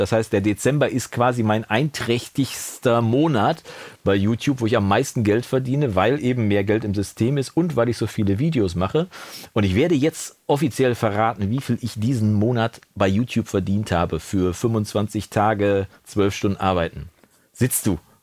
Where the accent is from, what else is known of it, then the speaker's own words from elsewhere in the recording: Coesfeld, North Rhine-Westphalia, Germany; bei uns im Münsterland oder im Coesfeld speziell